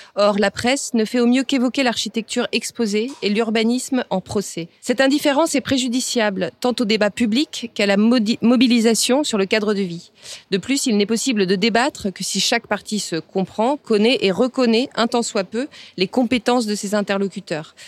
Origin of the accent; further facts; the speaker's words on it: Bayonne, Nouvelle-Aquitaine, France; Je suis originaire de Bayonne, sur la côte basque